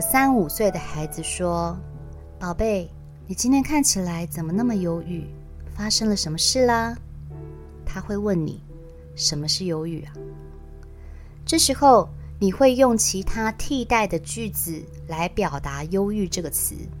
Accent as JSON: {"language": "Chinese", "country": "Taiwan", "said": "我说我从台湾来，一个人旅行欧洲"}